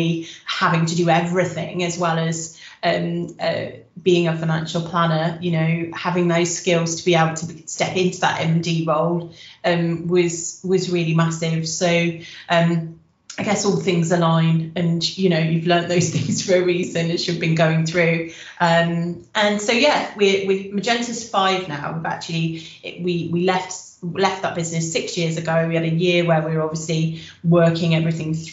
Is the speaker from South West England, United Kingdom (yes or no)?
yes; Wiltshire, South West England, United Kingdom; moved away as an adult; now in Cardiff, United Kingdom; I'm originally from Wiltshire